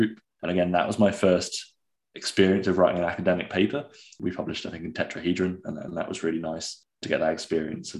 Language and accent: English; Gloucestershire, South West England, United Kingdom; moved away as an adult; also born or lived in Cardiff; now in Glasgow, United Kingdom; originally I'm from Gloucestershire